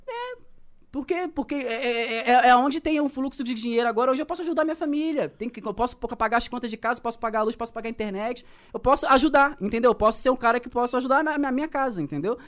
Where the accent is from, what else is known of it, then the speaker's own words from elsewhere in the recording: Baixada Fluminense, Rio de Janeiro, Brazil; accent: carioca; eu sou da Baixada Fluminense